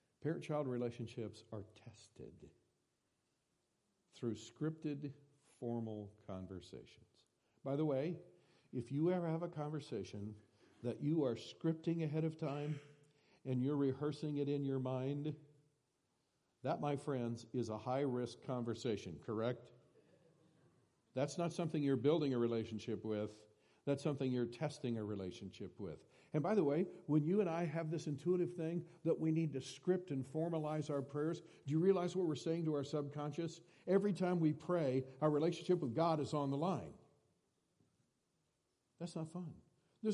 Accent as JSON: {"language": "English", "region": "Iowa", "country": "United States", "tie": "born or raised there", "said": "I was born and raised in Iowa"}